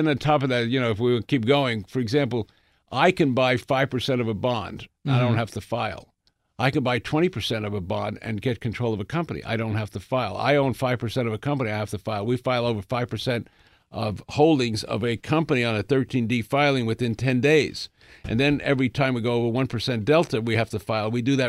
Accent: Bronx, New York, United States; I grew up in the Bronx

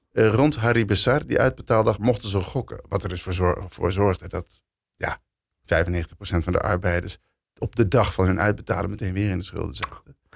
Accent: Netherlands; wij als Nederlanders

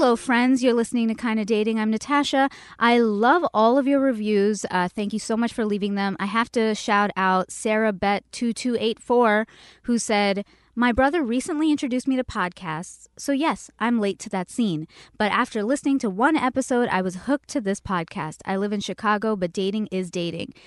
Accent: Canada; now in Los Angeles, United States; I'm from Canada.

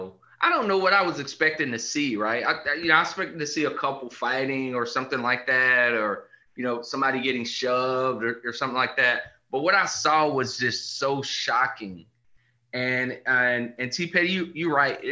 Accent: the South, United States; growing up in the South

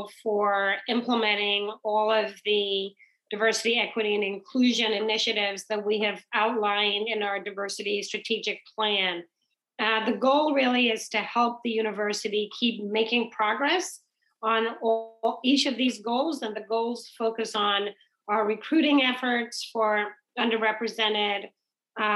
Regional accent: Trinidad & Tobago; also born or lived in England / New York / Nebraska / Indiana; now in United States; growing up in the Caribbean, in Trinidad

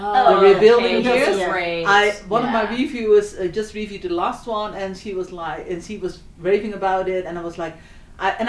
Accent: near Amsterdam, North Holland, Netherlands; in my hometown, it's under the smoke of Amsterdam

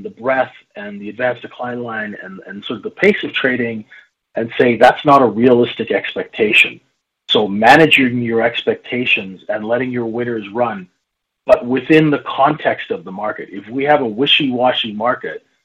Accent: Saskatchewan, Canada; Growing up in Saskatchewan

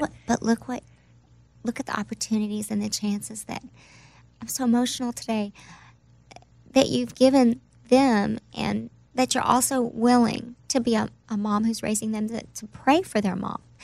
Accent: Oklahoma, United States; moved away; also born or lived in New York; I'm from Oklahoma, so that's my home

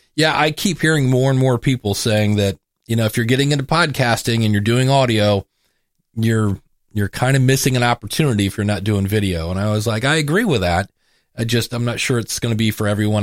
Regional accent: Cleveland, Ohio, United States; I'm from Cleveland.

